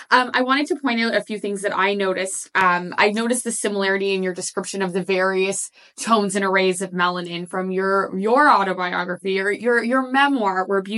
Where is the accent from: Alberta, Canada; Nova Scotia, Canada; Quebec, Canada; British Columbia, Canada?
Nova Scotia, Canada; And I was also very curious because obviously growing up in Nova Scotia